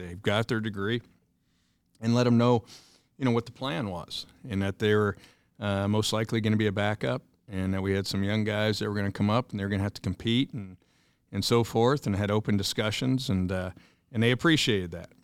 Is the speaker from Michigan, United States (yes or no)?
no; Indiana, United States; moved away as an adult; back to my home state here, going on seven years